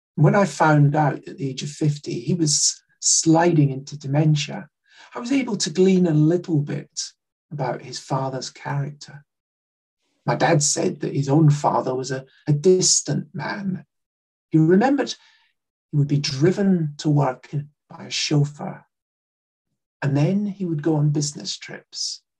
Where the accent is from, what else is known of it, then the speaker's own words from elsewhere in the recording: Glasgow, Scotland, United Kingdom; I grew up in Glasgow and just outside Glasgow